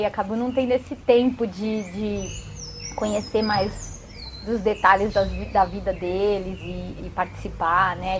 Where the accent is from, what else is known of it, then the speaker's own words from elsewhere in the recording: São Paulo, Brazil; Eu, eu sou de cidade grande, eu nasci em São Paulo, fui criada em apartamento